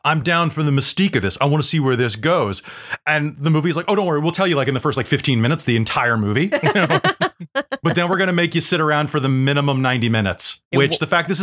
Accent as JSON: {"language": "English", "region": "Midwest", "country": "United States", "tie": "born or raised there", "also_born_or_lived": "Kansas / Missouri", "moved": "yes", "lives_now": "Canada", "said": "I'm from Kansas and Missouri."}